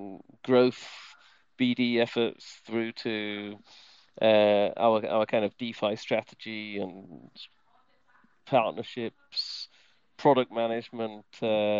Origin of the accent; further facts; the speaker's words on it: United Kingdom; moved away as an adult; now in Switzerland; I am British and I live in Switzerland actually. So I've been in Switzerland for more than 10 years.